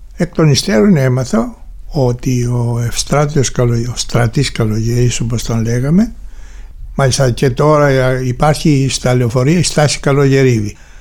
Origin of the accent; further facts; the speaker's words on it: Heraklion, Crete, Greece; γεννήθηκα στο Ηράκλειο της Κρήτης 11 του Μάη του 1940